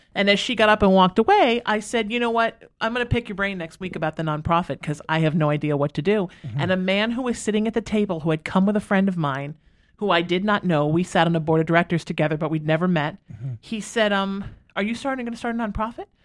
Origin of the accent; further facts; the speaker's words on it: Huntington Beach, California, United States; I grew up, we moved here when I was 13. I grew up in Huntington Beach